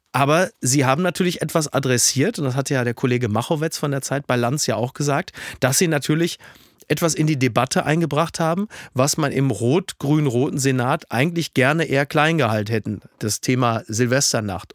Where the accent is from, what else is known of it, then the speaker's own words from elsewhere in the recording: Castrop-Rauxel, North Rhine-Westphalia, Germany; in Castor Brauxel, wo, wo ich herkomme